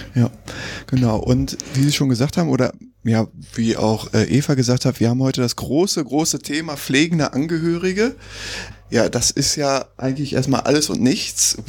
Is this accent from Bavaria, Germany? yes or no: no; Bochum, North Rhine-Westphalia, Germany; hier in, in wunderschönen Bochum, äh, meiner Heimatstadt